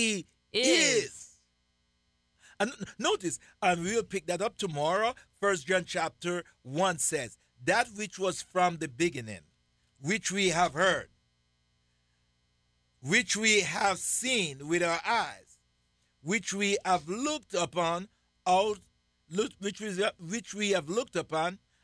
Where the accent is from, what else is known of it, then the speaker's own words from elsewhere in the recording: Jamaica; I'm Jamaican.